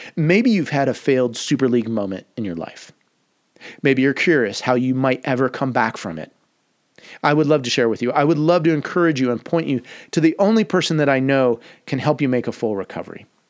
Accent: United States; as an American

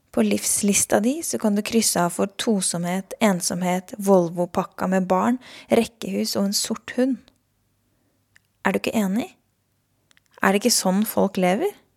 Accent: Norway; born or raised there

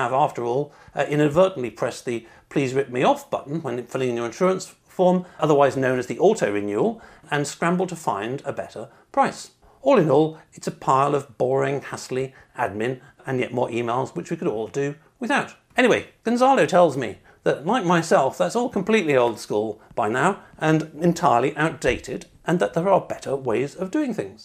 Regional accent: United Kingdom; being British

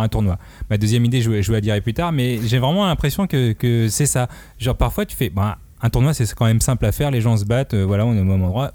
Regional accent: Madagascar; on est vraiment indonésien, euh, nous les malgaches.

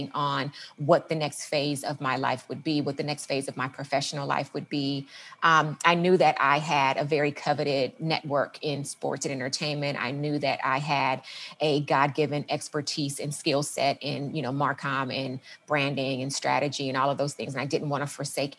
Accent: Los Angeles, California, United States; moved away as an adult; also born or lived in San Diego / Washington; I'm from the Los Angeles area, went to school in San Diego

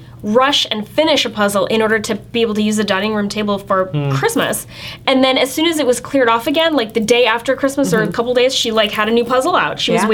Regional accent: Minnesota, United States; now in New Jersey, United States; it occurred to me in Minnesota recently that it is a very different place to grow up.

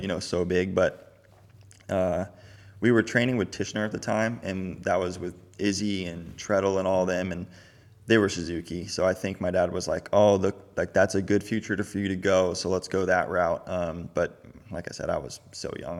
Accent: Florida, United States; also born or lived in California; born and raised Florida my whole life

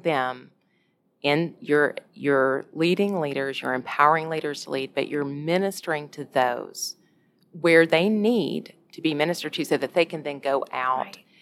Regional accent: Alabama, United States; I'm from Alabama

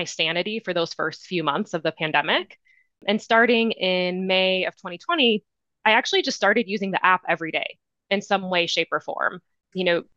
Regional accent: Midwest, United States; now in Colorado, United States; I live in Colorado. I'm from the Midwest originally

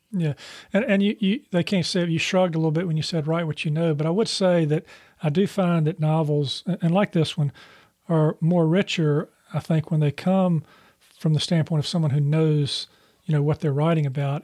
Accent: Charlotte, North Carolina, United States; I grew up in Charlotte

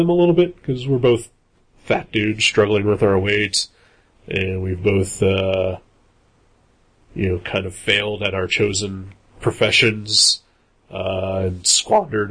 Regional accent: Dayton, Ohio, United States; I'm from Dayton.

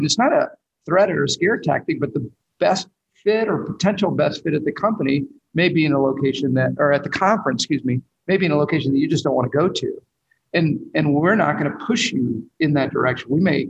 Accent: San Antonio, Texas, United States; San Antonio, Texas, my hometown

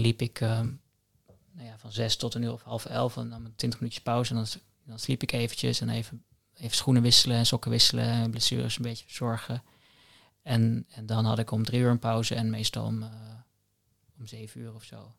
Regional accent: The Hague, South Holland, Netherlands; Ik woon in Den Haag. Ik ben ook geboren in Den Haag

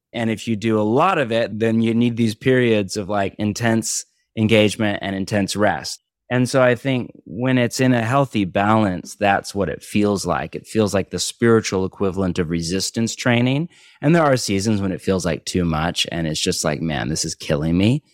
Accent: Bay Area, California, United States; also born or lived in Portland, Oregon / Orange County, California; now in Los Angeles, United States; I grew up in the Bay Area, then I was in Portland for twenty years and now in L

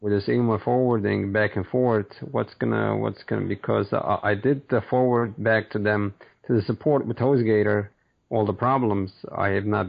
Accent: New York, United States; New York.

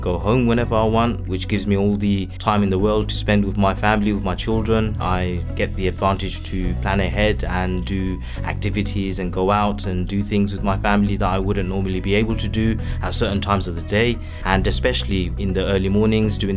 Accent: Ilford, London, United Kingdom; I'm from Ilford in Essex.

